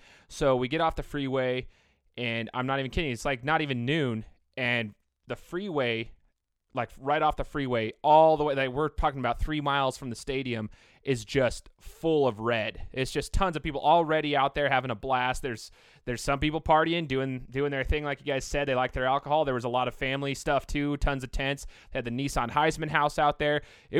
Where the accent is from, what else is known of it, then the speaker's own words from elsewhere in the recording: Boise, Idaho, United States; I'm from Boise, Idaho